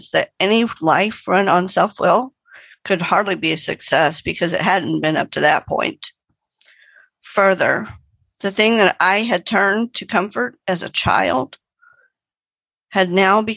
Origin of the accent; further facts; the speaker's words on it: Arlington, Texas, United States; I hail from Arlington, Texas, which is between Dallas and Fort Worth, but my home group is in Dallas.